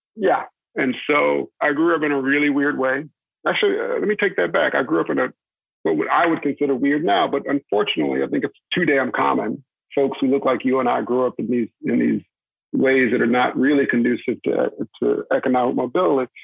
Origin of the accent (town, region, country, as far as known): North Texas, United States; born or raised there; also born or lived in Daytona Beach, Florida